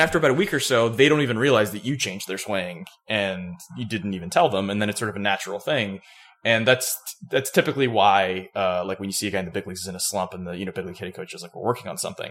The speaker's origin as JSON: {"language": "English", "region": "Florida", "country": "United States", "tie": "born or raised there", "moved": "yes", "lives_now": "Georgia, United States", "said": "growing up in Florida"}